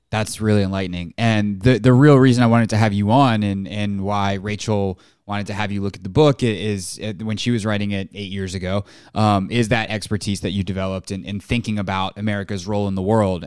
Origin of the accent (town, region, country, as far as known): United States